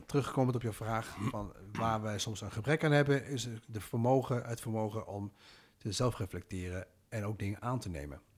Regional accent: Netherlands; Ik ben geboren en getogen in Nederland

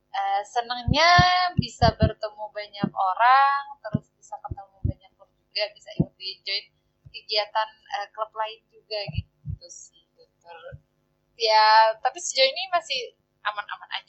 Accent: Lombok, West Nusa Tenggara, Indonesia; now in Malang, Indonesia; Aku berasal dari Lombok. Cukup jauh juga ya dari Malang ini

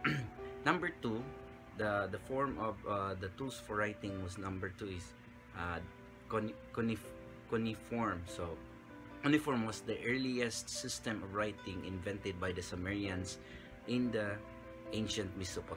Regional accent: Philippines; our language as a Filipino

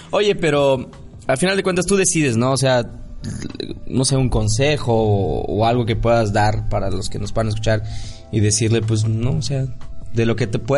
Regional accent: Yucatán, Mexico; Yo soy true yucateco. True yucateco.

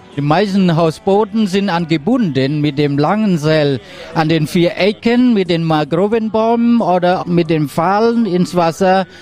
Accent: Cambodia; German is a second language; Ich bin am äh, August 1967 geboren in Ankopach

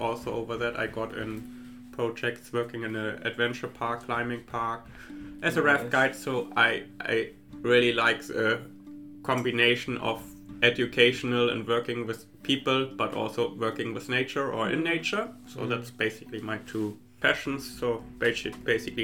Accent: Germany; moved away as an adult; now in New Zealand; I'm from Germany.

